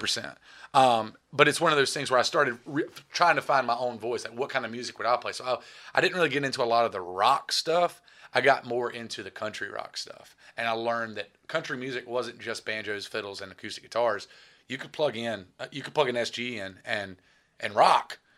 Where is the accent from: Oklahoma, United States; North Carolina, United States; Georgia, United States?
North Carolina, United States; Reidsville; I'm from Reedsville, North Carolina